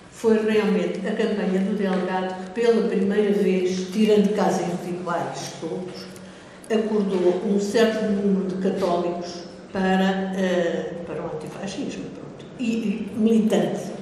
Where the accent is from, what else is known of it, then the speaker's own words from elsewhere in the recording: Mozambique; moved away as an adult; also born or lived in Belgium / Lisbon; Eu nasci em Moçambique, passei lá a infância, eh, passei a adolescência num colégio católico